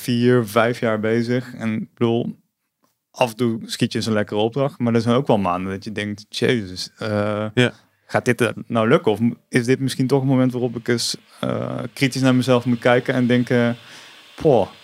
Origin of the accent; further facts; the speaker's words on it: Tilburg, North Brabant, Netherlands; moved away as an adult; now in Eindhoven, Netherlands; ik ben geboren in Tilburg en ik woon inmiddels al 17 jaar in Eindhoven, zoals je misschien hoort.